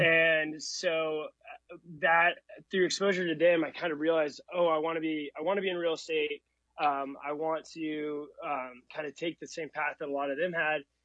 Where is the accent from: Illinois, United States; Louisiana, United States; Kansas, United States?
Kansas, United States; Overland Park; moved away as an adult; now in New York, United States; I grew up in Overland Park